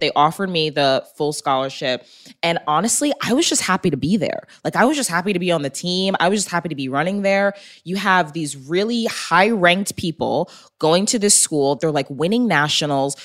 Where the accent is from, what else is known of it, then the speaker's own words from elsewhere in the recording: Long Island, New York, United States; moved away as an adult; also born or lived in Texas; I was born and raised in New York.